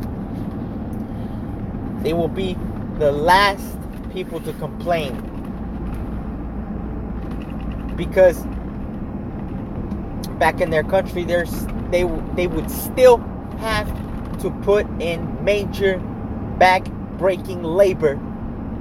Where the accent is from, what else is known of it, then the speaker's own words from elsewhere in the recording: United States; I am a Mexican by blood, born in the United States.